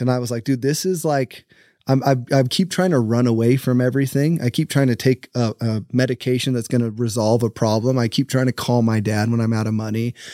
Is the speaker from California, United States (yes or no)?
no; St. George, Utah, United States; I born and raised in St. George, Utah